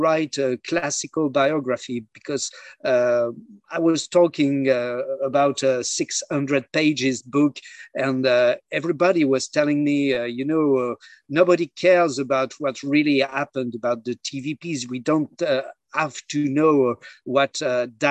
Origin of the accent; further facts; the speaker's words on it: near Lille, Hauts-de-France, France; I was born near Lille in the north of France